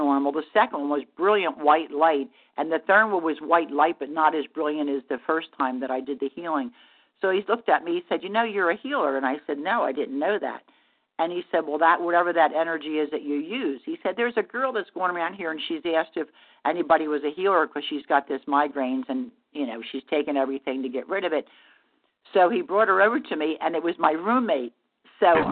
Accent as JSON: {"language": "English", "region": "New Jersey", "country": "United States", "also_born_or_lived": "Asheville, North Carolina", "moved": "yes", "lives_now": "Virginia Beach, United States", "said": "I live in Virginia Beach, Virginia. I'm originally from South Jersey"}